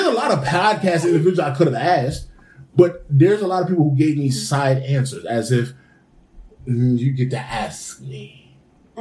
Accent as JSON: {"language": "English", "town": "Bloomfield", "country": "United States", "tie": "born or raised there", "said": "We grew up in Bloomfield"}